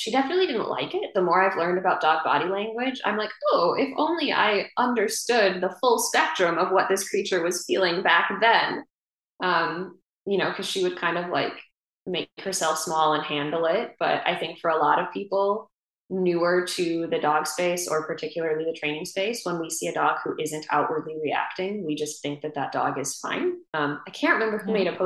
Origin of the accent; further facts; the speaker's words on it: Wisconsin, United States; moved away; up in Wisconsin, in my hometown where my parents live.